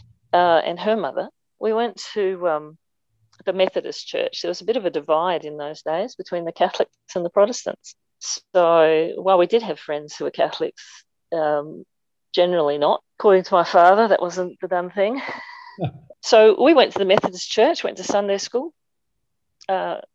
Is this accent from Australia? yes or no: yes; Clare, South Australia, Australia; now in Adelaide, Australia; I grew up in Clare, just in the mid-north